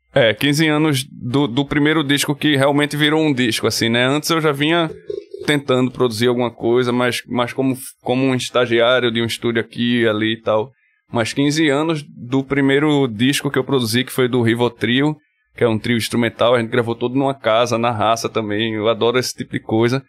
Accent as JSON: {"language": "Portuguese", "town": "Paulista", "region": "Pernambuco", "country": "Brazil", "tie": "born or raised there", "said": "eu cresci no Janga, né? Até os 12, 13 anos assim no Janga"}